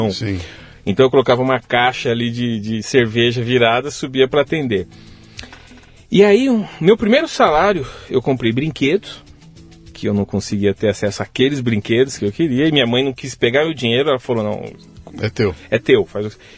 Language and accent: Portuguese; Carapicuíba, São Paulo, Brazil; also born or lived in Osasco; Eu nasci em Osasco, mas eu fui criado em Carapicuíba, então região é. metropolitana aqui de São Paulo, periferia de verdade.